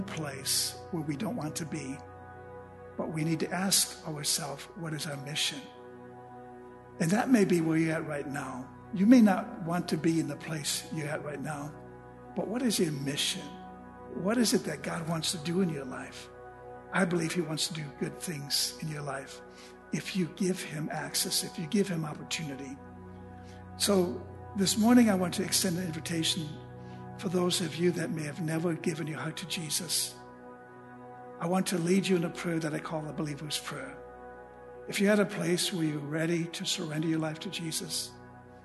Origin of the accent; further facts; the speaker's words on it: Junction City, United States; my hometown where I grew up, Junction City